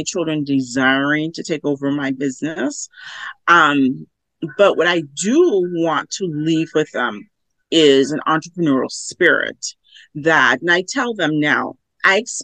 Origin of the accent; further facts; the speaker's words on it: Los Angeles, California, United States; growing up in Los Angeles, we would go to the garment district